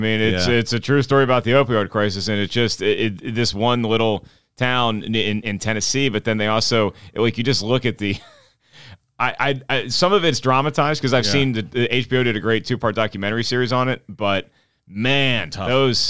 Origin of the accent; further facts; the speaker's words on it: United Kingdom; You know, true. I'm British.